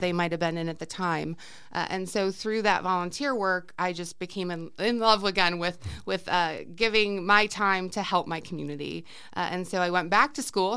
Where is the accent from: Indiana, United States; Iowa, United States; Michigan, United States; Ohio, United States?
Ohio, United States; Cleveland; moved away as an adult; also born or lived in Arizona; now in Peoria, Arizona, United States; I'm originally from Cleveland, Ohio, born and raised, uh, lived there for most of my life